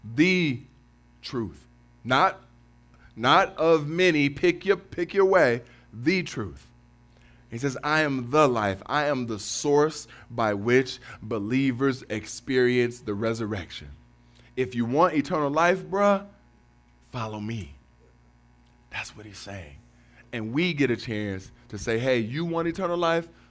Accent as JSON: {"language": "English", "town": "Cleveland", "region": "Ohio", "country": "United States", "tie": "born or raised there", "moved": "as an adult", "lives_now": "Detroit, United States"}